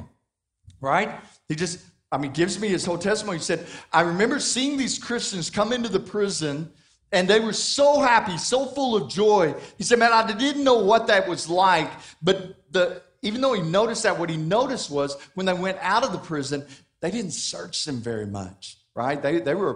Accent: Hobbs, New Mexico, United States; moved away; I grew up in New Mexico, in Hobbs, and so Roswell is not far away

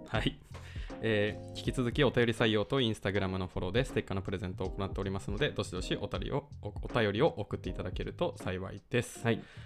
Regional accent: Takaoka, Toyama, Japan; born or raised there

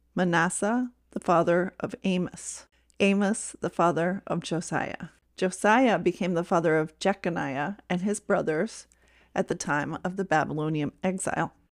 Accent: Brunswick, Maine, United States; I was born in Brunswick, Maine

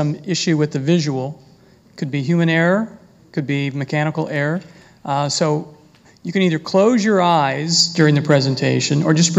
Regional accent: Kentucky, United States; now in Michigan, United States; I'm from Kentucky and if you hear an occasional y'all or something like that, that's just me.

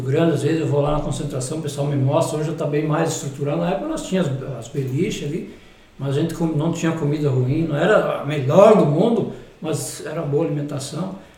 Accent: Anchieta, Santa Catarina, Brazil; moved away; já jogando futsal lá em Anchieta, na minha terra natal

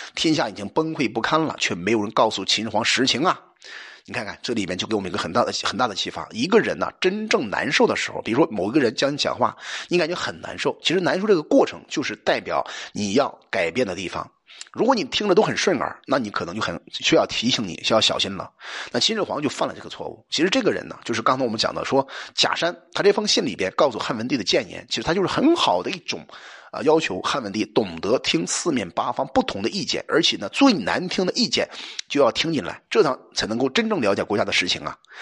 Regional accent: China; 我们中国人

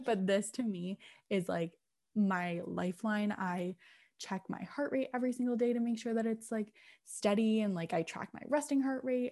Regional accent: England, United Kingdom; I'm English, so English as in England

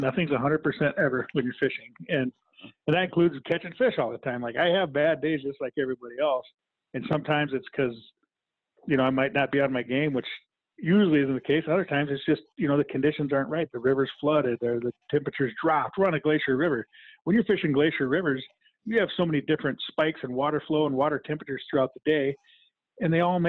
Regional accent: Midwest, United States; I grew up in the Midwest, so I have a level diamond plate casting deck

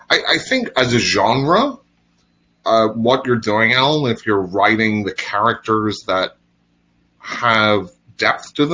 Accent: Northern Ireland, United Kingdom; accent: Northern Irish; well, it's my Northern Irish accent.

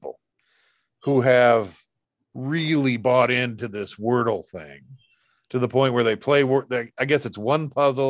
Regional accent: United States; I'm an American.

